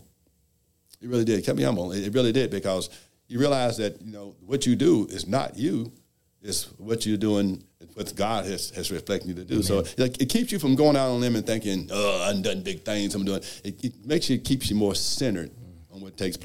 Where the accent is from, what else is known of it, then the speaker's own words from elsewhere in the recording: Louisville, Kentucky, United States; I was born and raised in Louisville